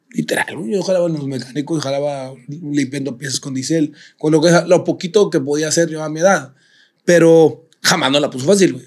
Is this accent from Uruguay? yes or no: no; San Pedro Garza García, Nuevo León, Mexico; also born or lived in Cumbres, Monterrey; yo me fui a los seis años de Cumbres, nos fuimos a San Pedro.